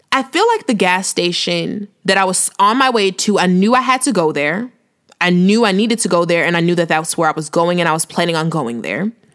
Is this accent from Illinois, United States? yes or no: yes; Chicago, Illinois, United States; moved away as an adult; also born or lived in Houston; I'm from the Chi, south suburbs of the Chi